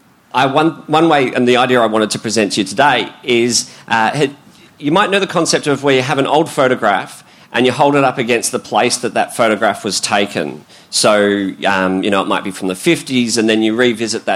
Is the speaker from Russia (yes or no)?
no; Melbourne, Victoria, Australia; I grew up around Hawthorne